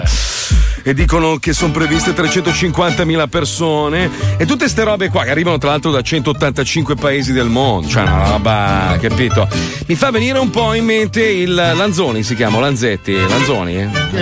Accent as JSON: {"language": "Italian", "town": "Milan", "region": "Lombardy", "country": "Italy", "said": "sono milanese"}